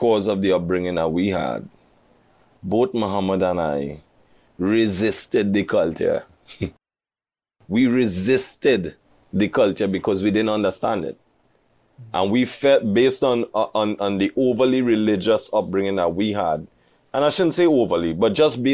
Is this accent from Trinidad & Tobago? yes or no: yes; Trinidad & Tobago